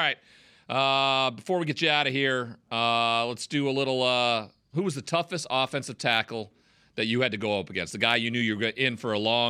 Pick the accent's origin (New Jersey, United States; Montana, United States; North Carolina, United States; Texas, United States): Montana, United States; I grew up in Montana. Yeah. I rodeoed a ton.